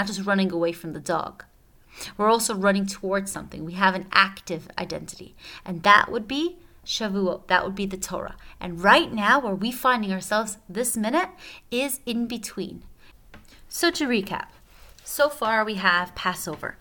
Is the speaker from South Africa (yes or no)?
no; Switzerland; I'm from Switzerland